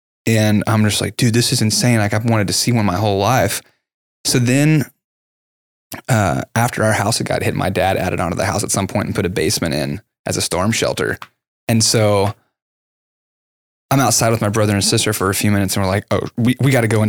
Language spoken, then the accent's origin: English; Lancaster, Texas, United States; That's where I grew up in Lancaster, right down there.